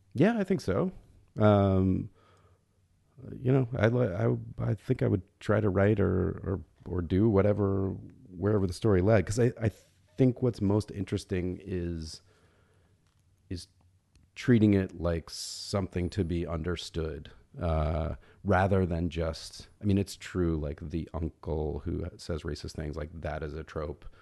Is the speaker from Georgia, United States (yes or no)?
yes; Atlanta, Georgia, United States; moved away; I grew up in Atlanta. My parents are both from Alabama.